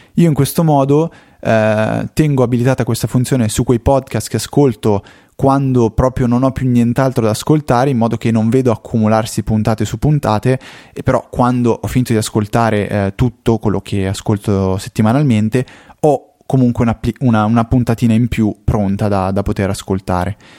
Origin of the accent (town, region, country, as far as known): Como, Lombardy, Italy